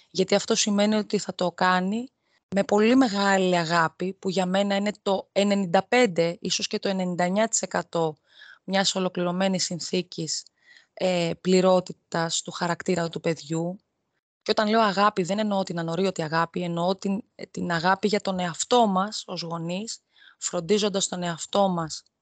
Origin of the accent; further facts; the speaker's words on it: Athens, Attica, Greece; moved away as an adult; now in Rhodes, Greece; ενώ κατάγομαι από την Αθήνα, έχω γεννηθεί, έχω μεγαλώσει στην Αθήνα από το 23ο έτος ηλικίας μου και μετά, δηλαδή μετά το πτυχίο μου στην ουσία, ε, μετακόμισα στη Ρόδο